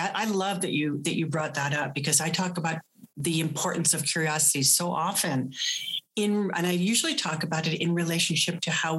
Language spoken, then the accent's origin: English; East Coast, United States; Good thing I grew up on the East Coast.